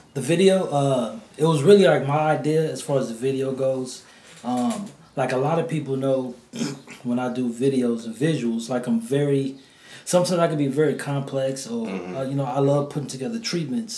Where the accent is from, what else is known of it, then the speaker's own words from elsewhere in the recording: New Orleans, Louisiana, United States; moved away; I'm from the NO. You know, I, I you know was born and raised down there, moved up here